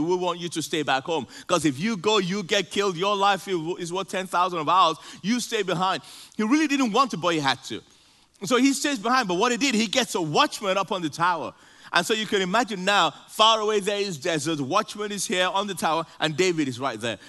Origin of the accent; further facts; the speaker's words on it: Nigeria; moved away; I grew up, I grew up in Nigeria